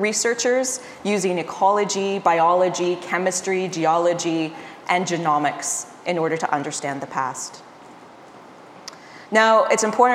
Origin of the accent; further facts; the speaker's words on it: Nova Scotia, Canada; also born or lived in Montreal, Canada / Arizona, United States / California, United States; now in Peterborough, Canada; I grew up in Nova Scotia